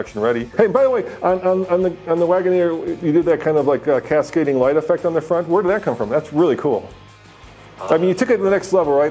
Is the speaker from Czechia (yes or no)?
yes; Prague, Czechia; now in United States; I was born in Prague in the Czech Republic, and when my parents came here